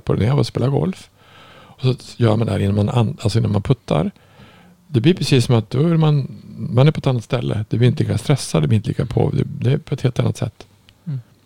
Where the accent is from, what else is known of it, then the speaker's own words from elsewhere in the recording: Norrland, Sweden; jag kom ju från Norrland